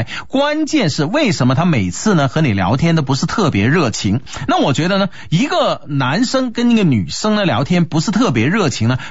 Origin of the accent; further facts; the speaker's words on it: China; 有来无往非礼也，对不对？我们中国人嘛是礼仪之邦啊